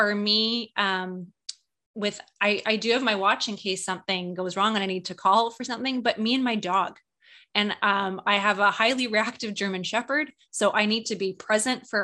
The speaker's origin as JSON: {"language": "English", "country": "Canada", "said": "I love being Canadian"}